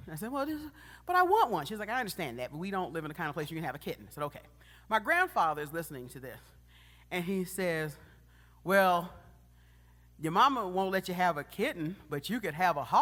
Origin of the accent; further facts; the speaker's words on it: Detroit, Michigan, United States; also born or lived in Macon, Georgia; I was born in Macon, Georgia, and would spend my summers there, and then during the school year, I'd be in Detroit, Michigan